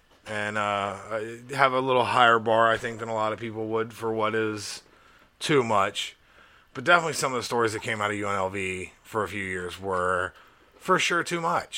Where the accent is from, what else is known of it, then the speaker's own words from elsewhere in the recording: Crawford, Alabama, United States; I grew up in Crawford, Alabama.